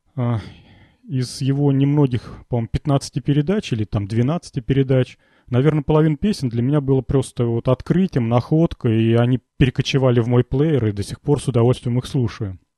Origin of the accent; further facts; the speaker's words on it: Volgograd, Volgograd Oblast, Russia; я из Волгограда